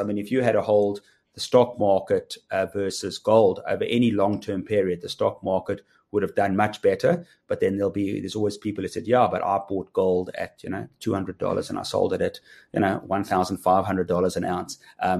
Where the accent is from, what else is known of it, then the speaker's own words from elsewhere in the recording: South Africa; as a rand, as a South African, you know, you're also getting the dollar strength or the rand weakness